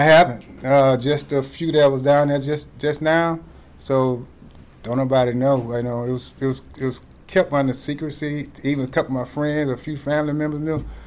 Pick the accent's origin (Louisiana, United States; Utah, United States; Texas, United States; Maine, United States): Texas, United States; growing up in Texas